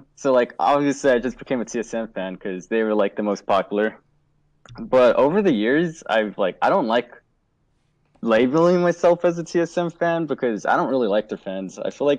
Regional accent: California, United States; I'm from SoCal.

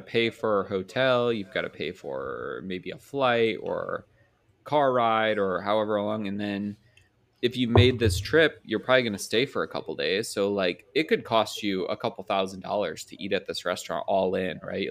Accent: Indiana, United States; I'm from Indiana

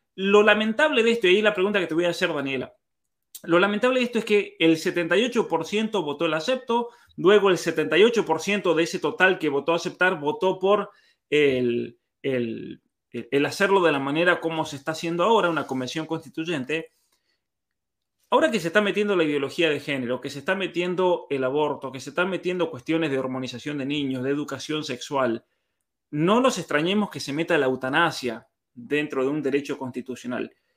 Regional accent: Argentina; nosotros los que somos de San Juan, de Mendoza

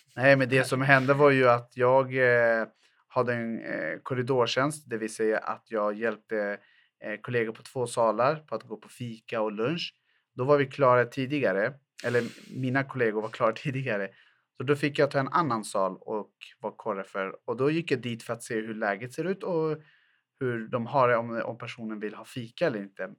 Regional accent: Botkyrka, Stockholm County, Sweden; Jag är född och uppvuxen i Fittja, en ort i Botkyrka som ligger söder Eh, söder om Stockholm

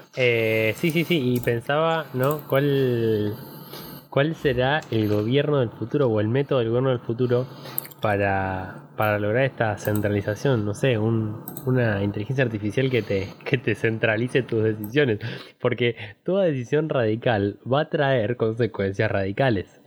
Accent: Argentina; nosotros, digo, en general argentino, se cría en crisis

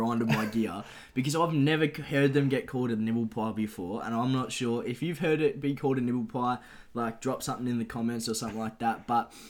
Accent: Ballarat, Victoria, Australia; I was born in Ballarat. And I've stayed in Ballarat my whole life. So I'm a Ballarat, Ballarat boy born and raised.

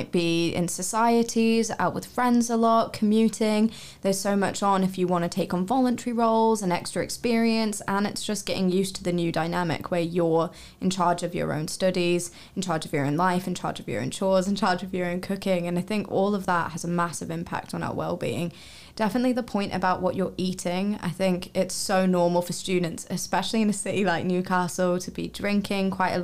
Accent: New Zealand; moved away as an adult; I'm from New Zealand and I literally came as far away as I could

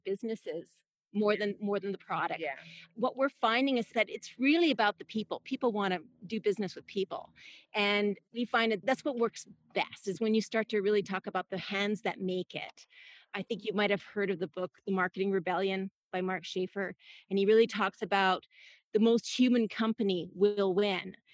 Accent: Canada; now in San Diego, United States; I'm originally from Canada

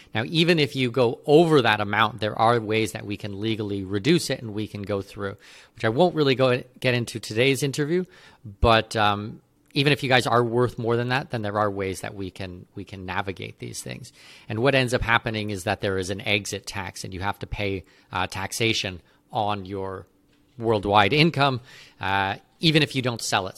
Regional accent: Canada; moved away; I'm, I'm not an American citizen, I'm a Canadian citizen.

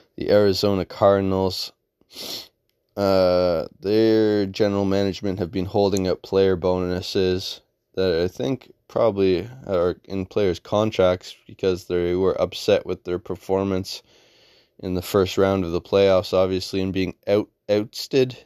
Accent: Canada; being a Canadian

